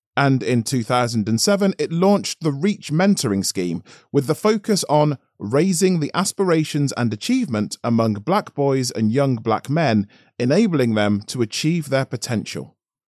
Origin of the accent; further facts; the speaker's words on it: Tottenham, London, United Kingdom; I grew up in Tottenham, North London, a multiracial area between the city and the Hertfordshire suburbs